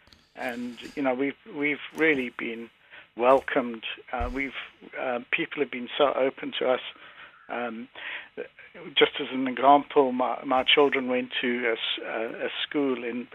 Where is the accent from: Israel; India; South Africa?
South Africa; moved away as an adult; now in Ireland; I was born in South Africa, but today, in fact, is the exact 20th anniversary of my family moving to Ireland.